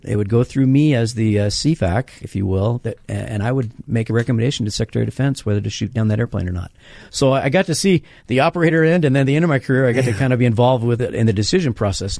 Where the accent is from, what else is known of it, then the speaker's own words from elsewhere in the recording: Denver, Colorado, United States; my hometown of Denver